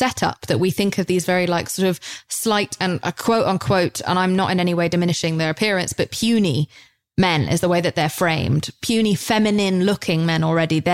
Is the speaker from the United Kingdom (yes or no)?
yes; United Kingdom; moved away as an adult; now in United States; over in Britain. Like, that's just how we are.